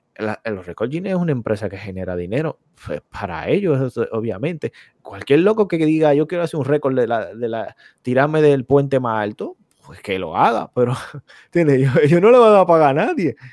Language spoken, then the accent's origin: Spanish; Dominican Republic; moved away